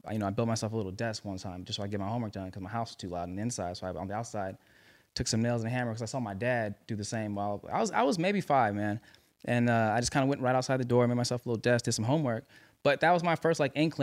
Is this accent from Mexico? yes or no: no; Los Angeles, California, United States; L.A., man, born and raised